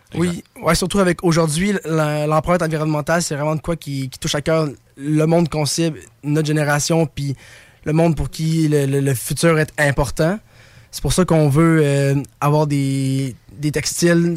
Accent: Baie-Saint-Paul, Quebec, Canada; on vient de Baie-Saint-Paul

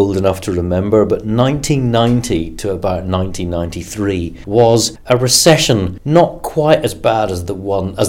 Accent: Belfast, Northern Ireland, United Kingdom; moved away as an adult; also born or lived in London; I was at school in East Belfast, and like a lot of people born and brought up in Northern Ireland

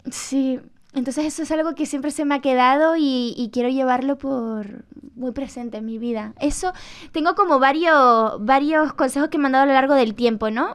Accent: Canary Islands, Spain; moved away as an adult; now in Madrid, Spain; mi tierra y con, lo que fui, con mi infancia

